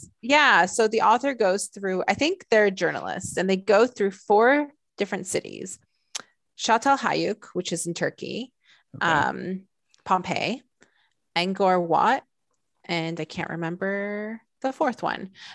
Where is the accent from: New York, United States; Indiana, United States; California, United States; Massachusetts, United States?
California, United States; Southern; I grew up in Southern California